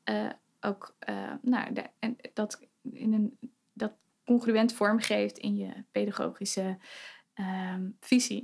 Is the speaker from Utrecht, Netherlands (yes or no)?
no; Betuwe, Gelderland, Netherlands; moved away as an adult; now in Zwolle, Netherlands; ik kom uit Betuwe.